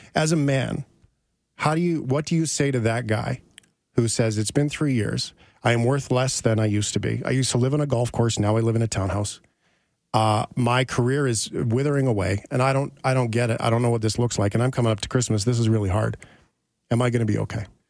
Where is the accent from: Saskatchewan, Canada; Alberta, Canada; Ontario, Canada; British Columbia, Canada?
Alberta, Canada; Fort McMurray; now in Calgary, Canada; I grew up in Fort McMurray. I live in Calgary now.